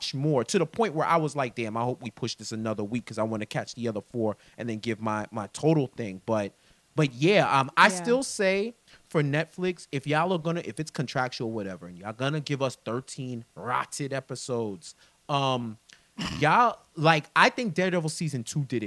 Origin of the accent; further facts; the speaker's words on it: New York City, New York, United States; I grew up in New York City. I'm a native New Yorker